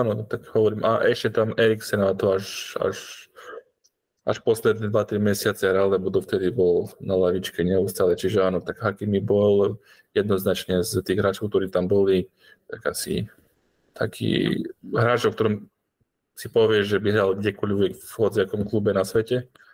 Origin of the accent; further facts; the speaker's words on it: Slovakia; aký sme my Slováci